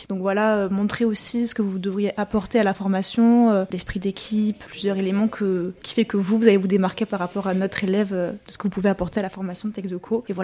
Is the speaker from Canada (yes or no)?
no; Villeneuve-sur-Lot, Nouvelle-Aquitaine, France; moved away as an adult; now in Périgueux, France; je suis originaire du Lot-et-Garonne, plus précisément du lycée Georges Oleg à Villeneuve-sur-Lot.